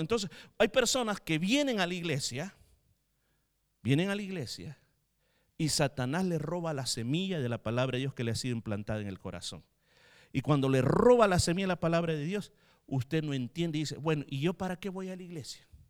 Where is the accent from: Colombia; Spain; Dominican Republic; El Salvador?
El Salvador; moved away